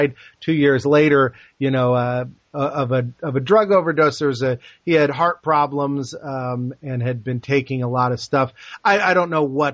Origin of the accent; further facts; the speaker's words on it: New Jersey, United States; We're both from New Jersey